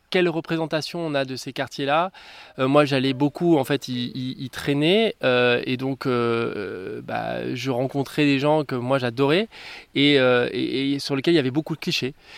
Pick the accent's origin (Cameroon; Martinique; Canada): Martinique; moved away; Moi j'ai grandi aux Antilles, en Martinique